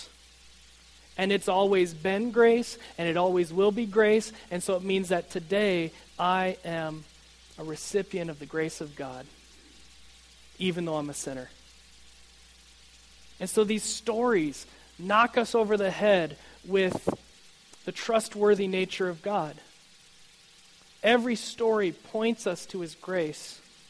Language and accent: English; United States